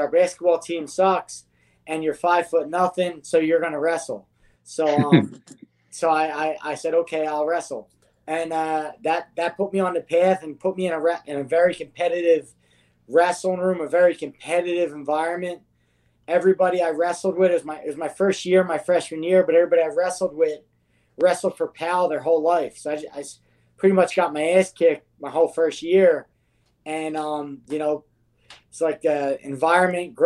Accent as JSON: {"language": "English", "town": "Philadelphia", "region": "Pennsylvania", "country": "United States", "tie": "born or raised there", "said": "I grew up in Kensington, which is like sort of it's an elephant graveyard of PA or of even of Philadelphia"}